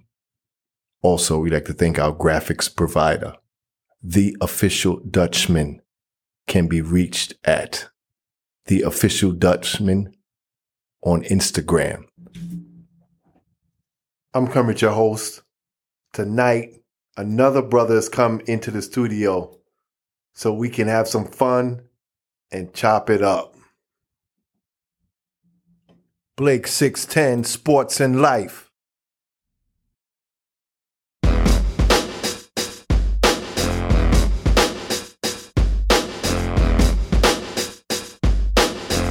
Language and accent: English; Missouri, United States; I'm from Missouri, the show me state